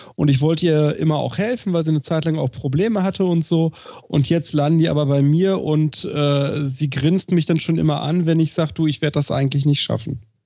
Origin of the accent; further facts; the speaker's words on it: Recklinghausen, North Rhine-Westphalia, Germany; auf dem Schulhof bei uns in Recklinghausen Süd